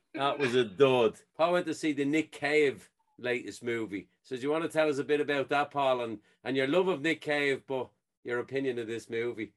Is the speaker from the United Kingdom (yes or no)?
no; Ireland; I'm an Irishman in Ireland